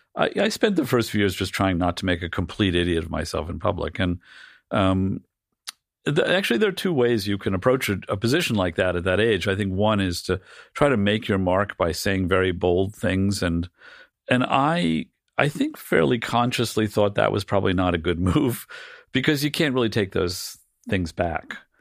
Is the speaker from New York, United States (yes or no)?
yes; New York City, New York, United States; I grew up in a, like a c, comically cliched version of, uh, of, uh, Greenwich Village family